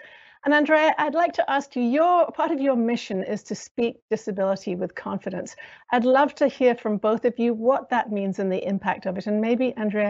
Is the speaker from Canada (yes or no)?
no; United Kingdom; accent: British American; I'm white, and as you can probably hear from my accent, I'm British American.